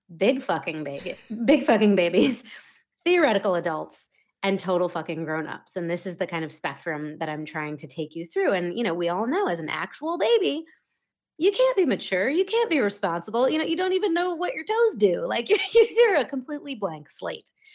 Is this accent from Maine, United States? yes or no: yes; Maine, United States; moved away as an adult; also born or lived in Wells, Maine; now in Las Terrenas, Dominican Republic; I grew up in the state of Maine